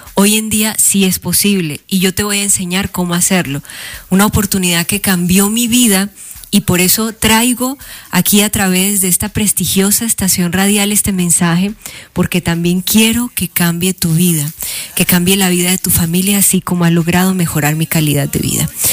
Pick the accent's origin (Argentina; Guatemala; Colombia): Colombia; now in Mexico City, Mexico; yo orgullosamente colombiana representando a mi tierra, representando a mi país aquí desde Ciudad de México